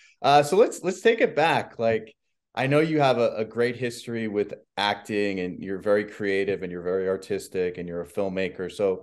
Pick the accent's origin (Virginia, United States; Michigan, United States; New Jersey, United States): New Jersey, United States; growing up in Jersey